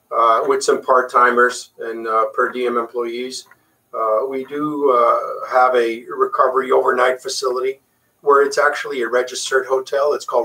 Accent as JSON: {"language": "English", "town": "San Juan", "country": "Puerto Rico", "tie": "born or raised there", "second_language": "English", "said": "Correct. Actually, English is my second language."}